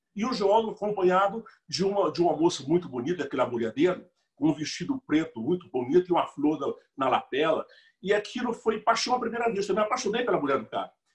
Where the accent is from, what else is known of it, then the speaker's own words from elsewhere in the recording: José de Freitas, Piauí, Brazil; moved away as an adult; also born or lived in Amazon (since 1973); now in Belém, Brazil; eu morava lá numa cidade a 50 quilômetros de Teresina, Teresina, a capital do estado do Piauí